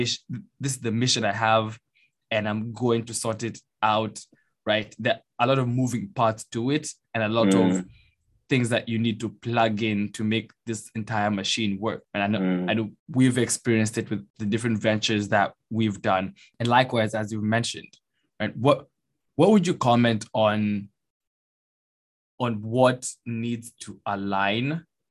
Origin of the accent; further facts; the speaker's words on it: Kenya; I'm from Kenya